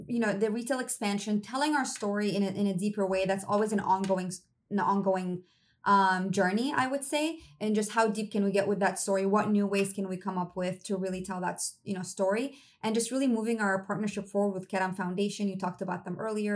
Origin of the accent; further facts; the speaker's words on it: Damascus, Damascus Governorate, Syria; moved away; I'm half Syrian. I grew up in Syria and Damascus. I was there for my entire childhood